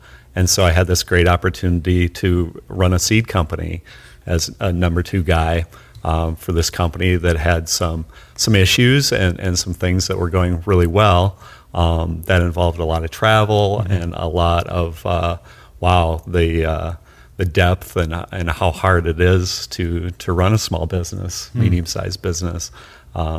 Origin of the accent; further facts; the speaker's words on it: United States; as an American